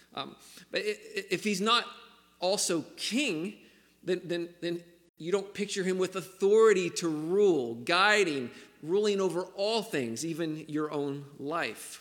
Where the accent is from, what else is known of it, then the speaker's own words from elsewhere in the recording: St. Albans, West Virginia, United States; also born or lived in Uganda; I grew up in St. Albans. I didn't say that, so I am a, a West Virginia boy. Um, born and raised.